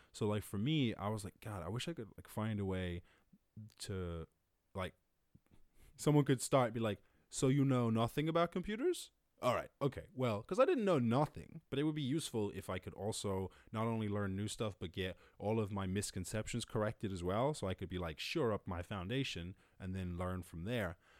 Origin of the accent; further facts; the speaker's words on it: Cork, Munster, Ireland; I was born up in Cork